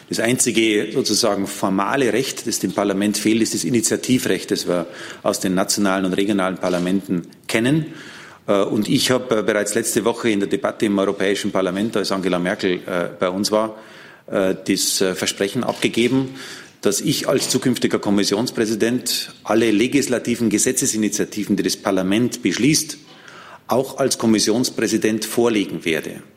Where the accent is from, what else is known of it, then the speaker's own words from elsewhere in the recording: Germany; meiner Herkunft als Deutscher